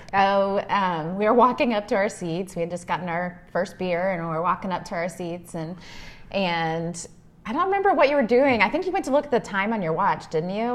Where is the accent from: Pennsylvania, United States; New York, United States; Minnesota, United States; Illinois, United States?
Illinois, United States; Henry; I grew up in Illinois, um, in the cornfields of Illinois, a small town named Henry